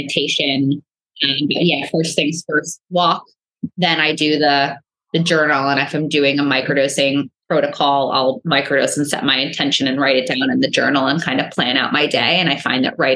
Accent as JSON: {"language": "English", "region": "New York", "country": "United States", "said": "I'm a New Yorker."}